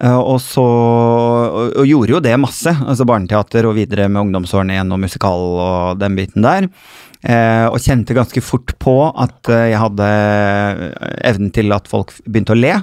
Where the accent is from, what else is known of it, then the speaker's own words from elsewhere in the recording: Bodø, Nordland, Norway; now in Oslo, Norway; jeg er jo egentlig nordfra, så jeg har vært hjemme på Kjerringøy